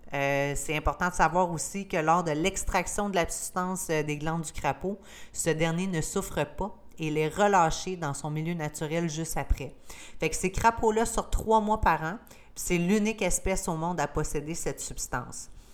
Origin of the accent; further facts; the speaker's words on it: Gaspésie, Quebec, Canada; je suis gaspésienne, tu sais, je viens du Canada, je suis québécoise, puis je suis gaspésienne